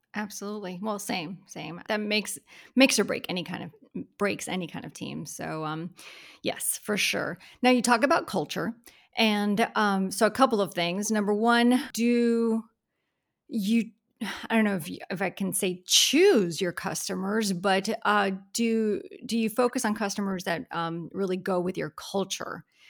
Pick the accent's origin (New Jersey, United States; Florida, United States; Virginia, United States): Florida, United States; I am a native Floridian